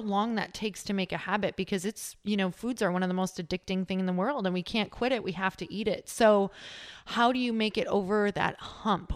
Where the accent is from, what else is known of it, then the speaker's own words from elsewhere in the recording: Midwest, United States; I'm from the Midwest